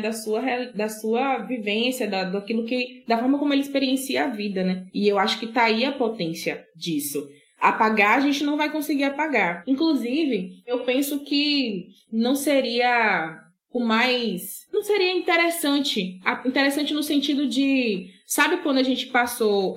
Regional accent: Brazil; Eu morava em Borarema, né? Eu sou de Borarema.

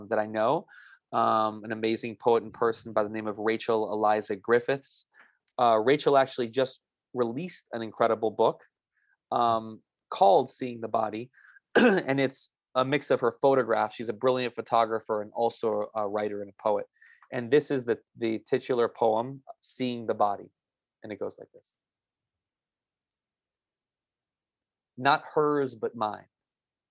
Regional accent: New York City, New York, United States; moved away as an adult; now in Atlanta, United States; I'm originally from New York, and I'm a New Yorker forever, but recently relocated to Atlanta, Georgia.

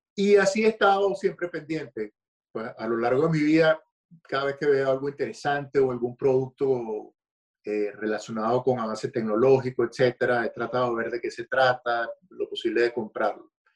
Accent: Caracas, Capital District, Venezuela; moved away as an adult; yo soy nacido en Caracas, eh, Venezuela, crecí en Caracas

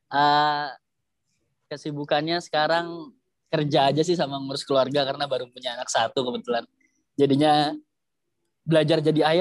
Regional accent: Jakarta, Indonesia; moved away as an adult; now in Surabaya, Indonesia; Saya ini lahir di Jakarta ya, jadi dari kecil di Jakarta, terus kemudian pas kuliah baru ngerantau ke Surabaya.

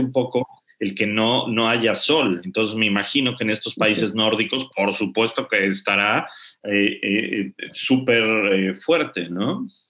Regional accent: Mexico; now in England; somos muchos los mexicanos que vivimos en el extranjero, ¿no? En mi caso yo vivo en Inglaterra

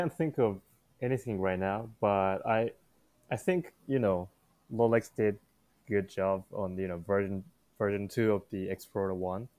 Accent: Japan; since I'm from Japan

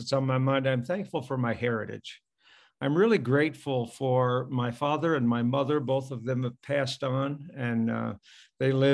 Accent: Pontiac, Michigan, United States; I was born in Pontiac, Michigan

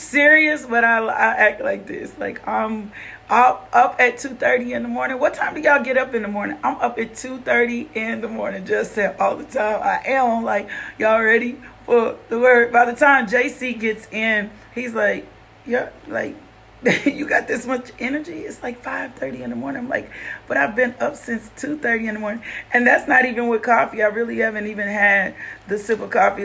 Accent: Little Rock, Arkansas, United States; also born or lived in Los Angeles, California; I am from Little Rock, Arkansas.

